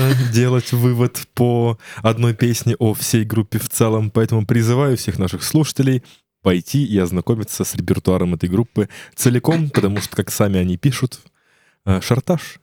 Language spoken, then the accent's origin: Russian; Ryazan, Ryazan Oblast, Russia; я сам из Рязани